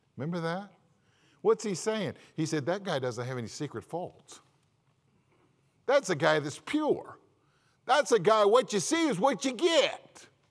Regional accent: California, United States; moved away; I'm from California.

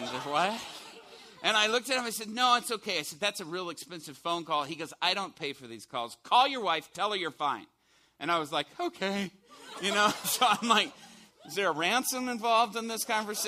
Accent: Chicago, Illinois, United States; I'm from Chicago

